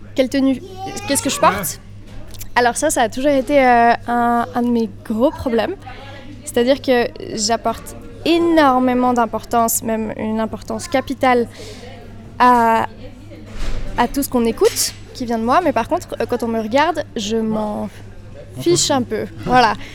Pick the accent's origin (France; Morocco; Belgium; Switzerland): Switzerland; Villeneuve; also born or lived in Australia; on vient de Villeneuve. Notre maman est prof d'allemand, notre père est restaurateur. On vient de, bah voilà, de, de, Villeneuve, c'est un petit village